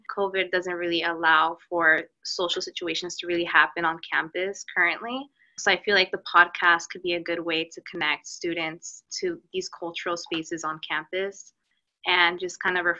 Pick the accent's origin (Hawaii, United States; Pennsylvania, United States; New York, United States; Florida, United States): Florida, United States; Miami; I'm from Miami, Florida, and I'm a journalism major here at UF.